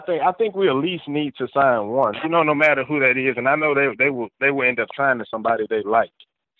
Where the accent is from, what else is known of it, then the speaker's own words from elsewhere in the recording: Selma, Alabama, United States; now in Dothan, United States; Well, I'm living in Dothan, Alabama right now, but, you know, I'm from Selma, Alabama.